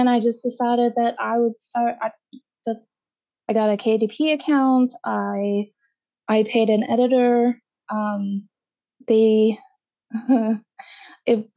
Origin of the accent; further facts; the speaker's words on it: Canada; I'm Canadian and I spell everything Canadian